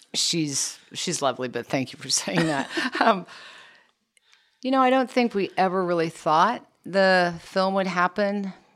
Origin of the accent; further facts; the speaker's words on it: Kansas, United States; I was born and raised in Kansas